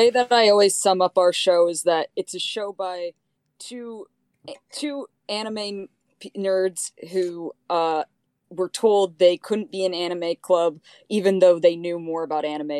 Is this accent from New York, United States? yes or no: yes; New York, United States; I'm a man. I'm from New York.